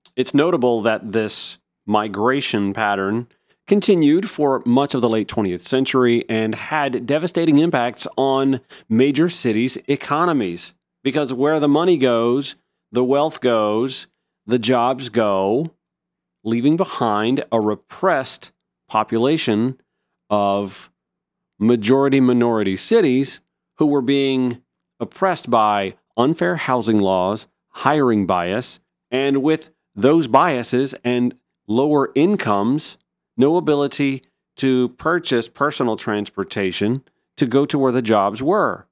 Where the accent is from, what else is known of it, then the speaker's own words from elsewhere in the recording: Augusta, Georgia, United States; now in Atlanta, United States; my hometown of Augusta